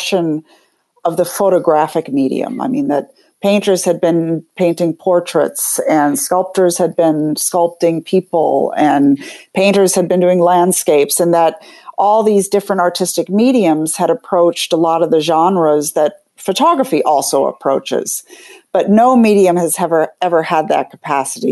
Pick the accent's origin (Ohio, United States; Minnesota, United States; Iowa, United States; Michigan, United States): Minnesota, United States; Minneapolis; moved away as an adult; now in New York City, United States; I'm from Minneapolis. I'm in the Midwest originally, where we moved to the East Coast in 1991